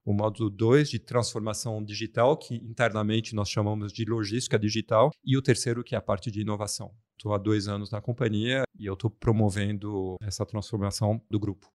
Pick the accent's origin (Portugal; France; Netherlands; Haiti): France; Portuguese is a second language; now in Brazil; Eu sou francês